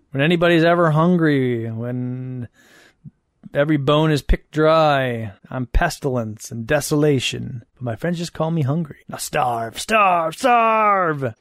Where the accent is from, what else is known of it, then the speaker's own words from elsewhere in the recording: Madison, Wisconsin, United States; Madison, my hometown